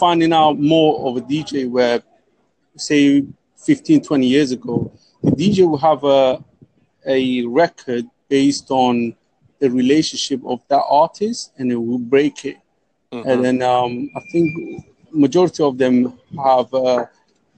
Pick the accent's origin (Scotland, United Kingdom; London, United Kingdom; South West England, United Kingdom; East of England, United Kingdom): London, United Kingdom; We're from the UK, London.